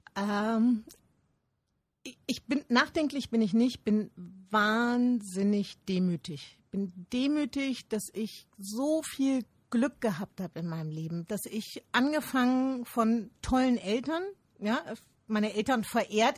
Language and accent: German; Rhineland, Germany; ich bin ein Rheinländer.